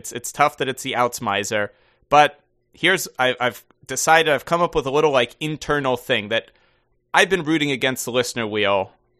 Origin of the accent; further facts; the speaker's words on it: Denmark; while I'm born and raised in Denmark, my father lived in the Netherlands in my teens, so I visit him quite frequently there.